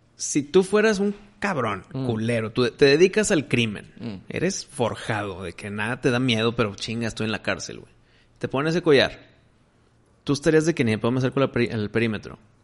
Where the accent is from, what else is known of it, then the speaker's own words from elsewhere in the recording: Mexico; soy mexicano